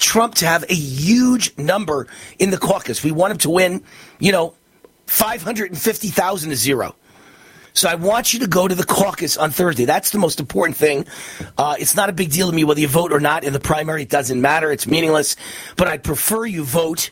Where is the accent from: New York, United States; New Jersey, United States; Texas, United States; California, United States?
New York, United States; New York City; I'm from New York. I'm embarrassed to be from New York